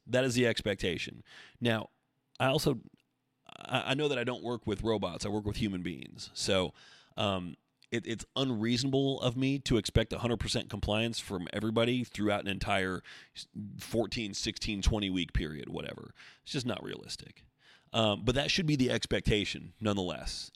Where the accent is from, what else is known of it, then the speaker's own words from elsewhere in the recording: Oregon, United States; I grew up in Oregon also.